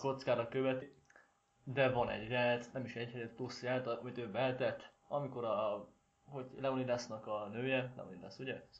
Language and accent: Hungarian; Szeged, Csongrád-Csanád, Hungary; szegediek vagyunk